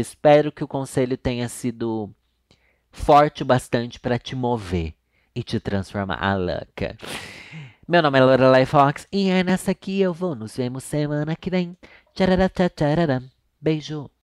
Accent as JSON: {"language": "Portuguese", "town": "Sorocaba", "region": "São Paulo", "country": "Brazil", "accent": "sorocabano", "said": "eu sou de Sorocaba. Lá eu não tenho sotaque, porque todo mundo fala igual."}